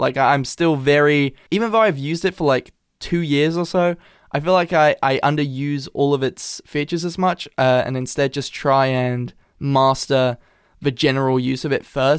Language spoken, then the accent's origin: English; England, United Kingdom; accent: Americanized; I do have, like, an Americanized accent because my... Like, I'm half American. Like, I've born and raised in England, but my mother's from California.